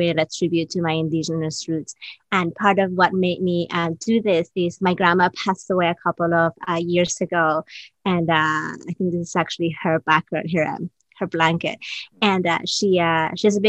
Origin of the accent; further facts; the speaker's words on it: Peru; moved away as an adult; now in New York City, United States; I was born in Peru